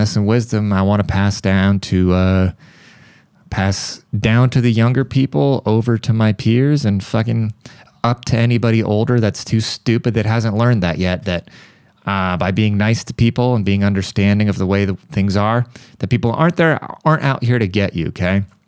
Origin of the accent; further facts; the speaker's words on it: United States; I, as an American